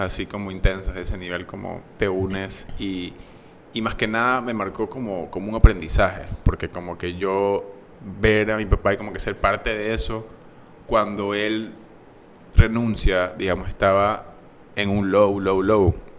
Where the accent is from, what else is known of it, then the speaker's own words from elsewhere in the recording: Ecuador; moved away as an adult; also born or lived in United States; poder representar a mi, país